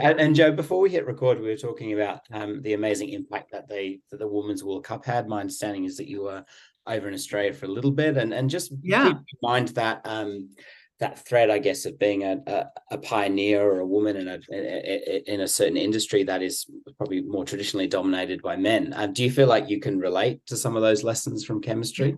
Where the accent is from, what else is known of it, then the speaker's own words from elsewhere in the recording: England, United Kingdom; I'm from England too.